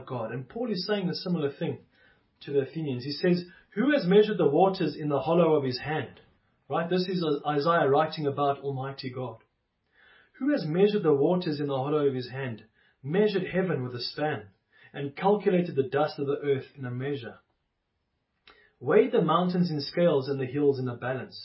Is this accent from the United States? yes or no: no; South Africa; I was born in South Africa, as many of us were